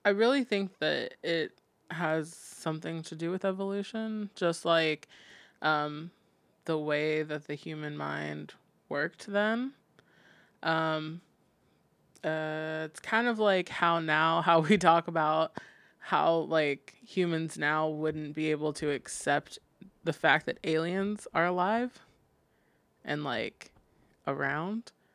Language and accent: English; Fredericksburg, Virginia, United States; also born or lived in Arizona; growing up in Fredericksburg